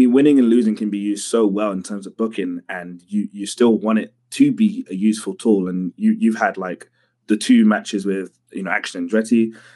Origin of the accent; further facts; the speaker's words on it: London, United Kingdom; I'm a kid from London